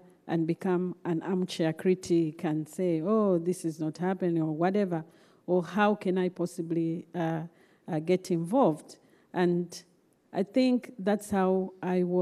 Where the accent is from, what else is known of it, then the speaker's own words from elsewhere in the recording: Zambia; I was born and raised in Zambia.